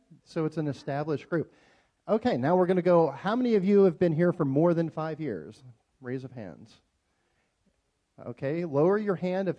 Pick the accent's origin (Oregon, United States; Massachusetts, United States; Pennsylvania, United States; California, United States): Pennsylvania, United States; Pittsburgh; moved away as an adult; now in Las Vegas, United States; I'm not from Las Vegas originally, born and raised in Pittsburgh, Pennsylvania, but I decided to make Las Vegas my home about 25 years ago.